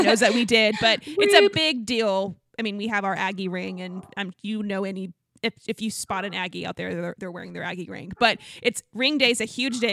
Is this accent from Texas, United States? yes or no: yes; Dallas, Texas, United States; I'm from Dallas